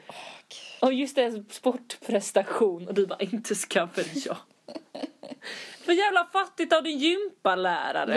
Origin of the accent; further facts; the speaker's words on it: Skåne, Sweden; vi är från Skåne